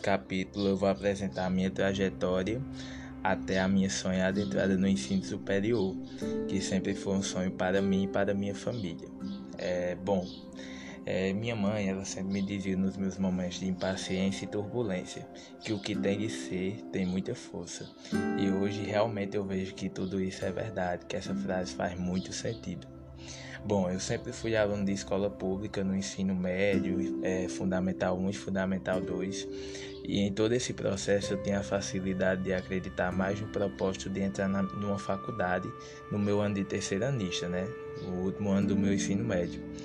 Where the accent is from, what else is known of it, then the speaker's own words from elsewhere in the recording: Sousa, Paraíba, Brazil; sou natural da cidade de Souza, no interior da Paraíba